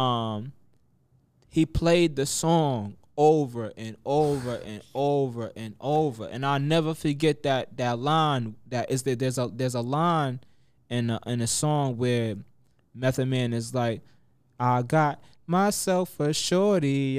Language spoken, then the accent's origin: English; Mount Vernon, New York, United States; moved away as an adult; also born or lived in Yonkers, New York; now in Atlanta, United States; I grew up in Mount Vernon